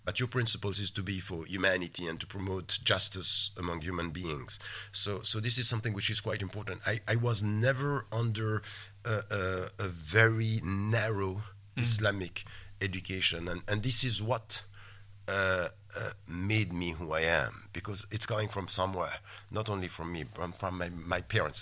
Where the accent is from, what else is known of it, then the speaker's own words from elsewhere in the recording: Geneva, Switzerland; moved away as an adult; also born or lived in Wembley, London; now in London, United Kingdom; I, I, was born and raised in, in Geneva